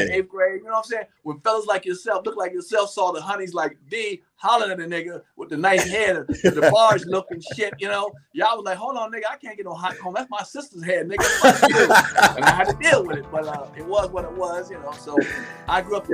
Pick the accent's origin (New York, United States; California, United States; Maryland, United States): Maryland, United States; Capitol Heights; also born or lived in Germany; I'm growing up around Forestville at the time, Capitol Heights, Forestville area.